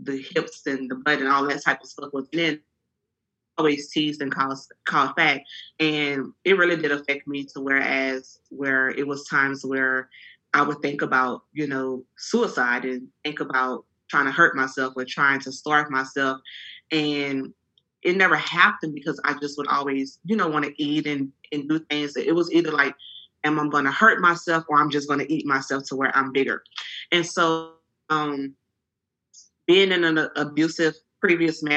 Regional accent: Franklin, Louisiana, United States; now in Houston, United States; I'm originally from Franklin, Louisiana. It's a very small town. And I've been in Houston for 18 years

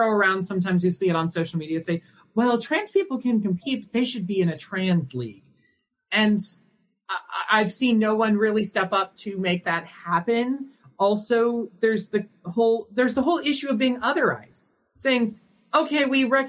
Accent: Indiana, United States; as a trans woman who's born and raised in Indiana

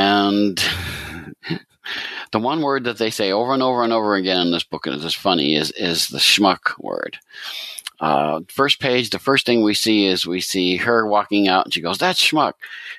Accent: Scranton, Pennsylvania, United States; I grew up in Scranton, Pennsylvania, that area.

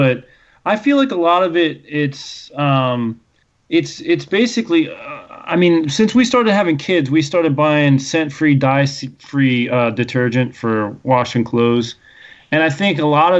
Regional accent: Pennsylvania, United States; I'm coming from Pennsylvania

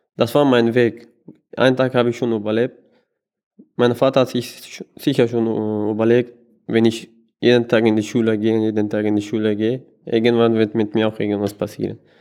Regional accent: Kabul, Afghanistan; German is a second language; now in Vienna, Austria; Ich komme selber aus Afghanistan, ursprünglich aus Kabul

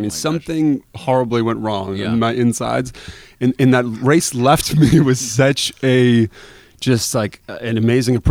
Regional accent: Quincy, Massachusetts, United States; I grew up in Quincy, which is, mm-hmm. you know, 10 miles from the starting line

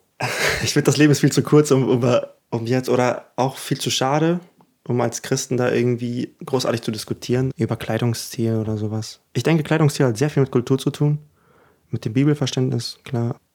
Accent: Germany; first language German; also born or lived in Ukraine; Und da ja Deutsch auch meine Muttersprache geworden ist, weil ich ja doch die meiste Kindheit hier verbracht habe

